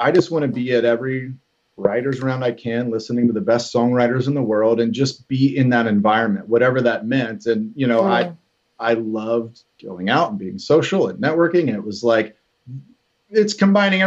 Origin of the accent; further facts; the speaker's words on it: Cincinnati, Ohio, United States; moved away as an adult; now in Nashville, United States; a good friend of mine that I grew up with in Cincy